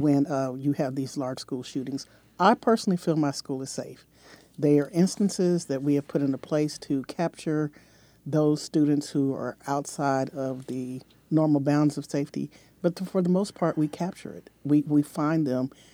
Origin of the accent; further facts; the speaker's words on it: San Diego, California, United States; I grew up in Southern California